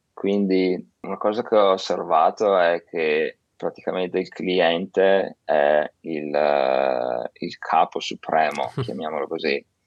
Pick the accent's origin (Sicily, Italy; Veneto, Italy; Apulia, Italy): Veneto, Italy; Verona; now in Shanghai, China; Io che vengo da Verona